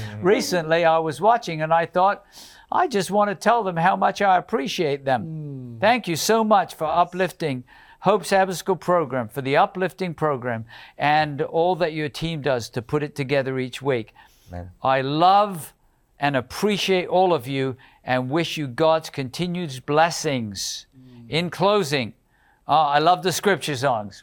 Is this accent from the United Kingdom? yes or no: yes; United Kingdom; moved away; in the United Kingdom. That's my homeland